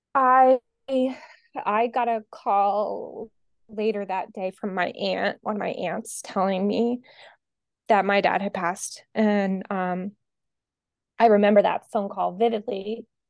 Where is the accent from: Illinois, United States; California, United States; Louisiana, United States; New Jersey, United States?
New Jersey, United States; Atlantic City; now in Boston, United States; I'm originally from Atlantic City, New Jersey. That's where I grew up, outside of Atlantic City, New Jersey